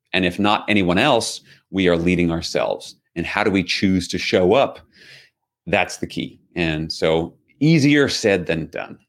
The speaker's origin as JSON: {"language": "English", "town": "New York City", "region": "New York", "country": "United States", "tie": "born or raised there", "said": "I grew up in New York City."}